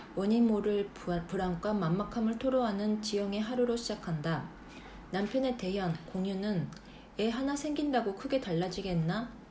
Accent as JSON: {"language": "Japanese", "country": "Japan", "tie": "born or raised there", "also_born_or_lived": "South Korea", "said": "私韓国生まれ日本育ち"}